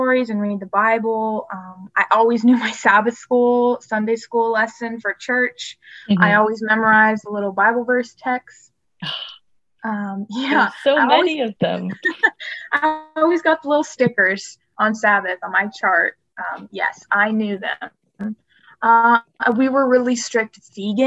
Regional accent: Columbus, Georgia, United States; also born or lived in Tennessee; I am originally from Columbus, Georgia, and that's where I'm residing right now

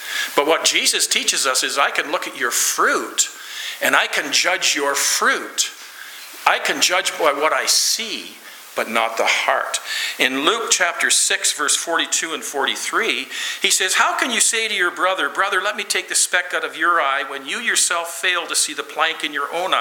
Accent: Lloydminster, Canada; I'm from Lloydminster

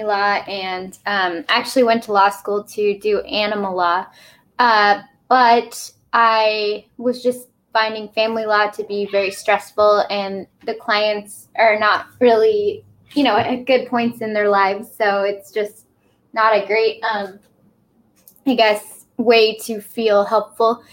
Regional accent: Portland, Oregon, United States; I am from Portland, Oregon

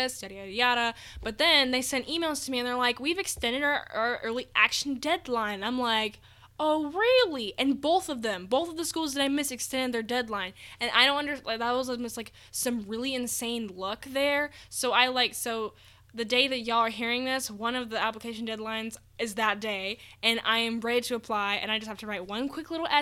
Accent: Colorado, United States; I was born in Colorado during a blizzard

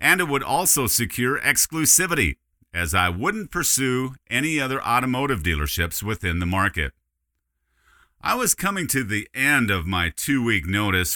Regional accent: Dickinson, North Dakota, United States; my radio career in my hometown of Dickinson, North Dakota

